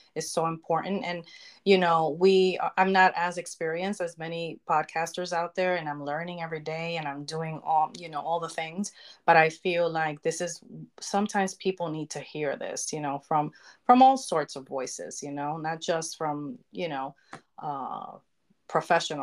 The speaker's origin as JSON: {"language": "English", "region": "New York", "country": "United States", "tie": "born or raised there", "said": "growing up in New York"}